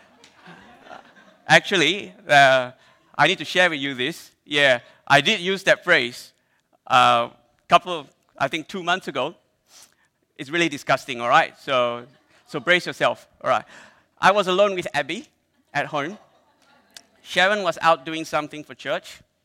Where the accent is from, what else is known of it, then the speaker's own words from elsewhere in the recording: Malaysia; I'm Malaysian